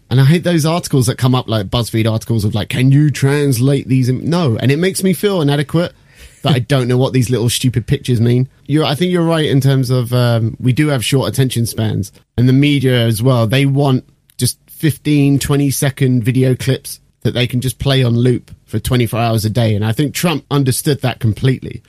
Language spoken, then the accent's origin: English; United Kingdom; I'm British.